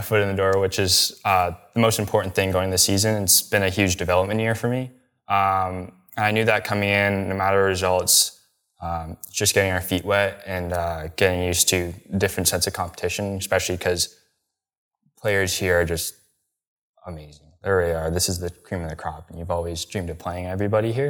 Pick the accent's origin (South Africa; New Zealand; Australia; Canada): Canada; I'm Canadian